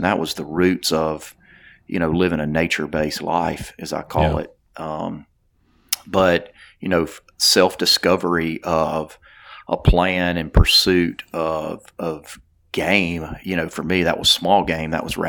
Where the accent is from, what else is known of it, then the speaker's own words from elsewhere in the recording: Theodore, Alabama, United States; I am from South Alabama, a town called Theodore, Alabama. I'm super proud of where I'm from.